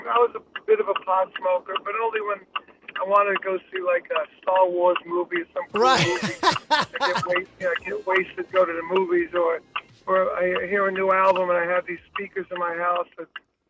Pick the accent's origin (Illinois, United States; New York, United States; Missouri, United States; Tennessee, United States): New York, United States; I'm from New York.